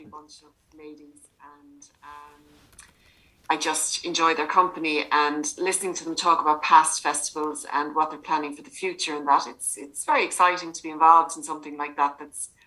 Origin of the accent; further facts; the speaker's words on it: Limerick, Munster, Ireland; I'm from Limerick, born and reared